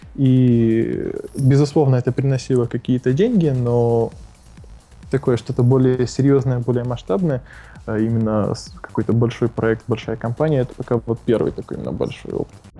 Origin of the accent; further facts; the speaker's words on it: Odesa, Odesa Oblast, Ukraine; moved away as an adult; also born or lived in Kyiv, Ukraine / Moscow, Russia; now in Estonia; я из Одессы, я прожил там 20 лет, вырос там